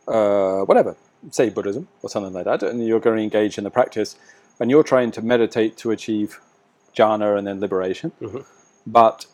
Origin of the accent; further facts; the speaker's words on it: England, United Kingdom; I'm English.